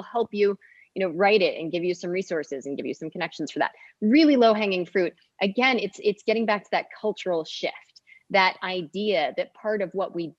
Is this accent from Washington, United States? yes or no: no; Jackson, Mississippi, United States; I was born and raised in Jackson, Mississippi.